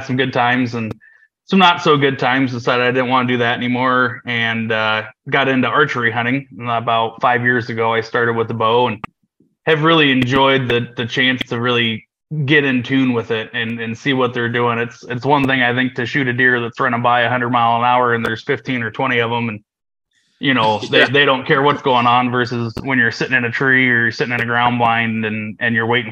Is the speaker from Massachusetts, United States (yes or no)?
no; Cedar Rapids, Iowa City area, United States; I'm from Iowa, born and raised, central